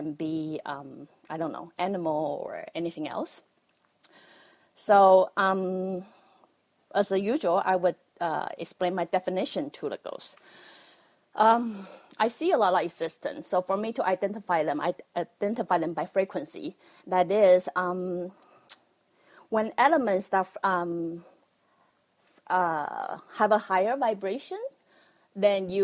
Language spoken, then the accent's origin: English; Taiwan; accent: Taiwanese; I'm from Taiwan. That's why you have to bear with my Taiwanese accent